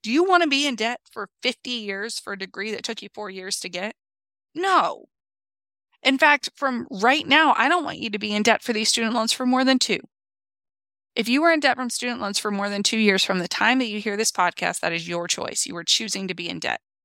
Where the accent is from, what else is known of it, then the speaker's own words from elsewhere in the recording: United States; we, as American citizens